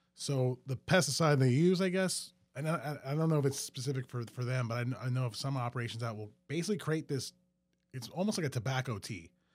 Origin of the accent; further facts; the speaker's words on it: Metairie, Louisiana, United States; also born or lived in New Orleans; I grew up in Metairie, but yeah, uh, went to school in New Orleans